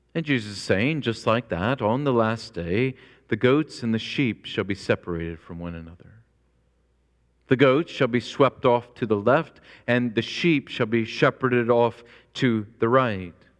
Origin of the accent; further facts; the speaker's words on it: Springfield, Illinois, United States; moved away as an adult; also born or lived in rural North Carolina; I grew up in Springfield, Illinois, which is the hometown of Abraham Lincoln